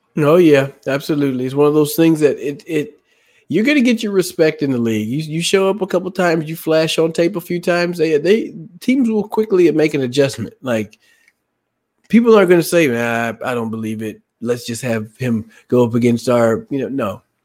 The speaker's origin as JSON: {"language": "English", "town": "Dallas", "region": "Texas", "country": "United States", "tie": "born or raised there", "said": "growing up in Dallas"}